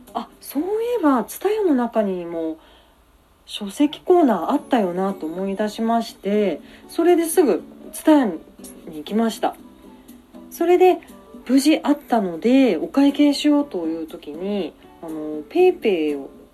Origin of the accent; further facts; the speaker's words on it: Kumamoto, Japan; also born or lived in Aso, Kumamoto; now in Tokyo, Japan; 私は熊本県出身なんですけれども上京してきて